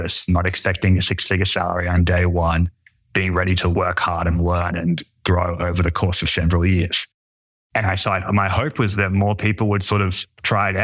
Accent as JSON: {"language": "English", "town": "Brisbane", "region": "Queensland", "country": "Australia", "moved": "yes", "said": "I'm from Brisbane in Australia, which is like the third biggest city, which makes it a small town"}